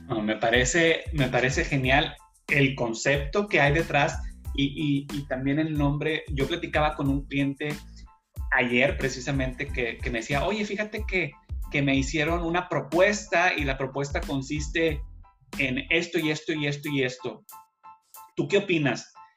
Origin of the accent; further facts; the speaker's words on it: Monterrey, Nuevo León, Mexico; now in Houston, United States; ambos somos regios, que, que hay una población grande de regios, que a los regios son aquellas personas que originarios de la ciudad de Monterrey